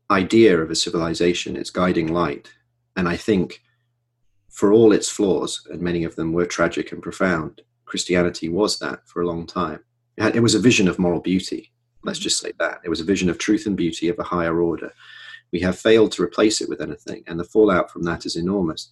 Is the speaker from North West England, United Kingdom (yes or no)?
yes; Manchester, North West England, United Kingdom; my hometown, Manchester